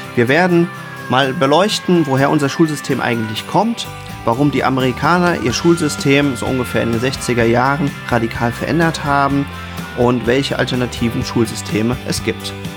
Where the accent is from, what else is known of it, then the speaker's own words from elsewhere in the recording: Germany; als Deutscher